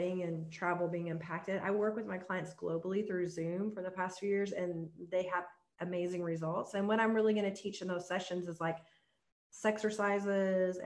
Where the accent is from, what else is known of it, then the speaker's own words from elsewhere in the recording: the Bible Belt, United States; I grew up in the Bible Belt